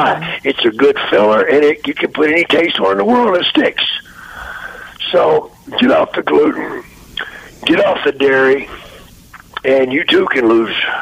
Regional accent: Texas, United States; moved away; my hometown back in Texas

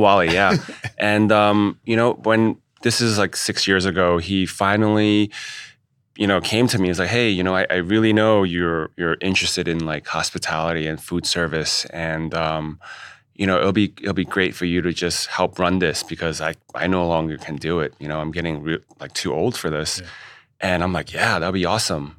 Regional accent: New York City, New York, United States; also born or lived in Chinatown, New York City; thought it would have been a good idea to move back to Queens because Chinatown was still a little rough uh, yeah. around the edges in the 80s. So we, then we moved to Ridgewood

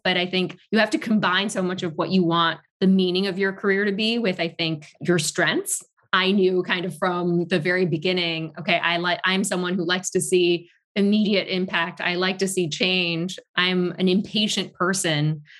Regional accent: Tokyo, Japan; also born or lived in Paris, France; now in New York, United States; I was not born in Tokyo, but raised in Tokyo

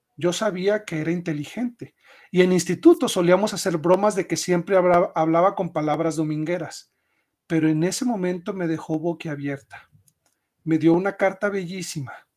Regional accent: Chihuahua, Mexico; also born or lived in Mexico City; me regresé a mi, a mi tierra natal, a Chihuahua

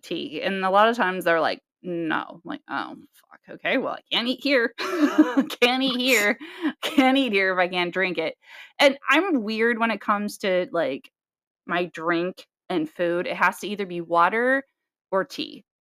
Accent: Nebraska, United States; we're we're from Nebraska

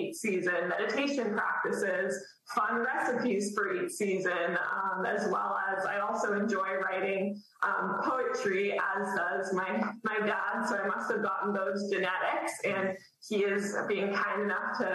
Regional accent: Dallas, Texas, United States; moved away as an adult; now in Maine, United States; I'm from Dallas originally

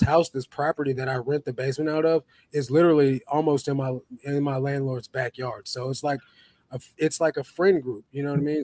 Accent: St. Louis, Missouri, United States; moved away; I come from St. Louis

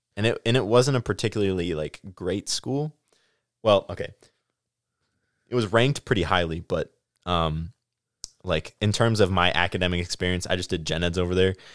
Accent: Stoughton, Wisconsin, United States; also born or lived in La Crosse, Wisconsin / Platteville, Wisconsin; I grew up in Stoughton

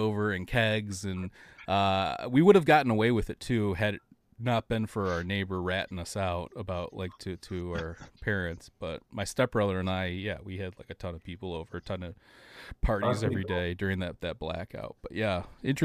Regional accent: Detroit, Michigan, United States; I'm from the Detroit area. I grew up like on the Great Lakes. Like, I grew up on Detroit, outside of Detroit, it's Lake St. Clair

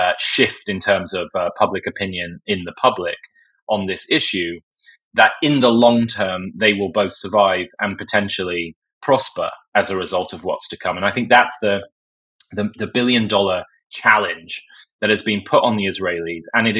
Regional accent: United States; forget my accent, by the way, I am an American, that we as the US embraced after 9/11.

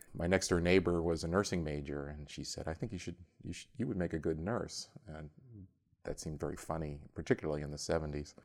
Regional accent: Philadelphia, Pennsylvania, United States; accent: Philadelphia; also born or lived in Delaware; I was born in Philadelphia suburb

